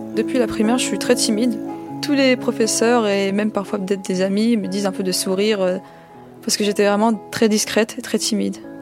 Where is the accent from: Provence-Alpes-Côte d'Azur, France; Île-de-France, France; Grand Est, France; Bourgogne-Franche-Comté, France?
Île-de-France, France; Colombes; J'ai grandi à Colombes, dans le quartier des Fossés-Jean.